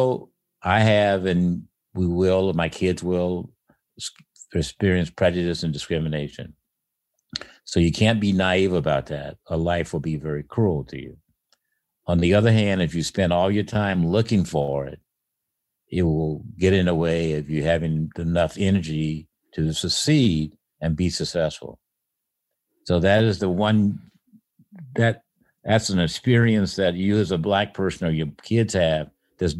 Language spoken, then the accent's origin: English; Illinois, United States; moved away as an adult; also born or lived in Columbus, Ohio; now in Los Altos Hills, United States; where I grew up in Illinois